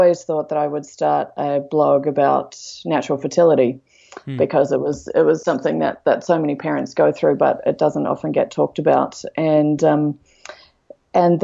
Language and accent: English; Australia; moved away as an adult; also born or lived in London, United Kingdom; now in Canada; I'm originally from Australia